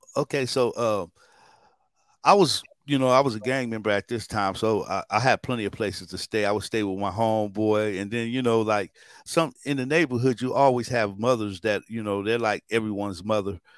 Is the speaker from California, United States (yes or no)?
yes; Long Beach, California, United States; also born or lived in Newark, New Jersey; I'm definitely from Long Beach and, um, not only from Long Beach, but the east side of Long Beach